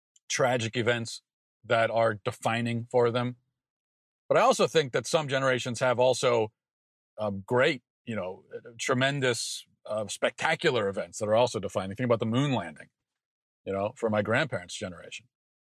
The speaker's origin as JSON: {"language": "English", "region": "Maryland", "country": "United States", "tie": "born or raised there", "said": "being as I grew up in Maryland, the last defining event was the D.C. sniper"}